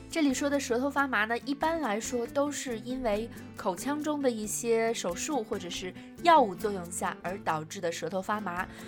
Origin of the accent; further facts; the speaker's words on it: China; 我们中国人会说白酒是辣的